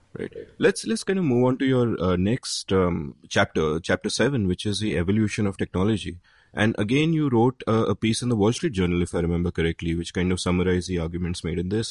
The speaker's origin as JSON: {"language": "English", "country": "India", "tie": "born or raised there", "said": "back in the nineteen eighties, when I was growing up in India"}